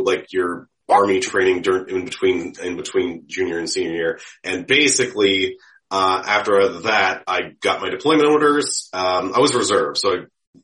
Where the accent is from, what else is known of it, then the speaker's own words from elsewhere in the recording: Pittsburgh, Pennsylvania, United States; also born or lived in Orlando, Florida; I'm from Pittsburgh, born and raised.